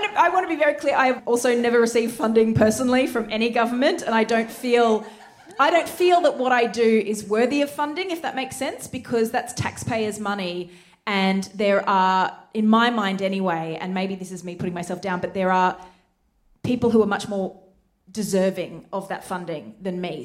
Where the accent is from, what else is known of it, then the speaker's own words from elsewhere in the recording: Queensland, Australia; this was my state, this is my home state, this is culture that I should know about